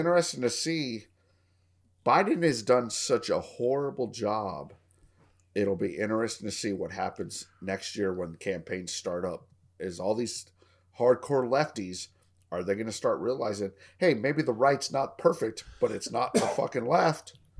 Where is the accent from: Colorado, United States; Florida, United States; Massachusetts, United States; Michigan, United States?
Colorado, United States; now in Texas, United States; It's my home state. I'm thinking about moving back up there when I retire